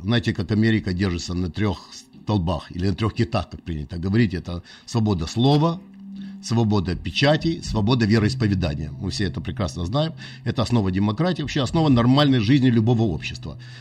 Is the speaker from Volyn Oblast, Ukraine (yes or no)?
no; Odesa, Odesa Oblast, Ukraine; moved away; я родился на Украине